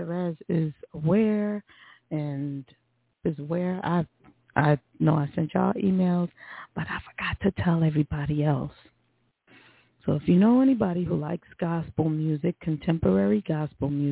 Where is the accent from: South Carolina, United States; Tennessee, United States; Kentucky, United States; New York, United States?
New York, United States; moved away; as a New Yorker, someone who was in New York on 9/11, who lived there, that's my hometown